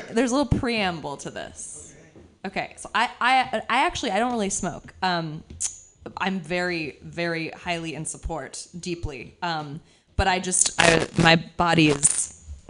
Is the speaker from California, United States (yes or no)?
yes; San Francisco, California, United States; I was born and raised in San Francisco.